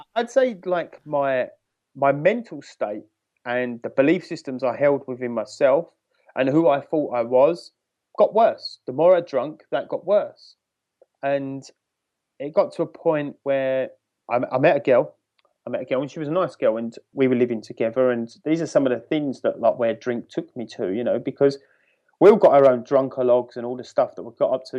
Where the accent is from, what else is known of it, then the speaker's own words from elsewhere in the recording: United Kingdom; I'm from the United Kingdom, uh, in England, just outside of London